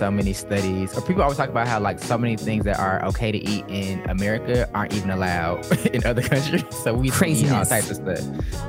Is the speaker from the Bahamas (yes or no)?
no; the South, United States; I'm from the South